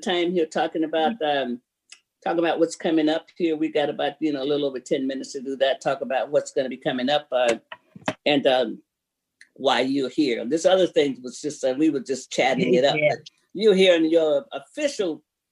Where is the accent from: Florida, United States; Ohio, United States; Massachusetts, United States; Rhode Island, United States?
Florida, United States; I love my Florida people